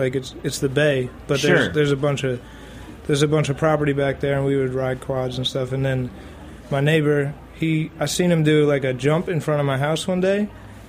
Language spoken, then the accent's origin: English; Long Island, New York, United States; also born or lived in Texas / California; I'm from Long Island, but I spent a lot of time in Texas and California, but, I mean, most of the time I'm here.